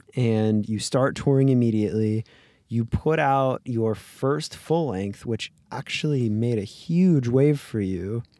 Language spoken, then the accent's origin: English; Florida, United States; now in Los Angeles, United States; I grew up in Florida